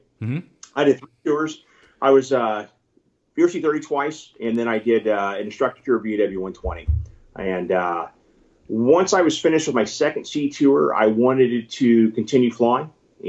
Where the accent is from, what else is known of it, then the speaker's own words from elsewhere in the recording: California, United States; moved away; I was from California